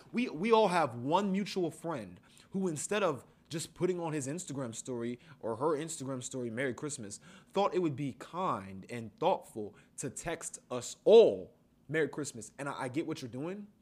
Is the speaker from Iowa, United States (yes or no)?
no; Columbus, Ohio, United States; As black men born and raised in Columbus, Ohio